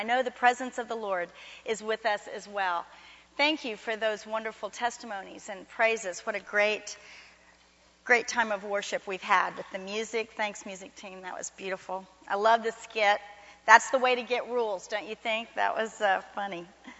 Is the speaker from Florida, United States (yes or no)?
yes; Miami, Florida, United States; moved away as an adult; now in Fort Worth, United States; Many of you know that I came from Miami, Florida to Fort Worth to go to TCU to become a nurse, my childhood dream. And I've told you some of the stories. I'd never been to Texas, didn't know anybody here.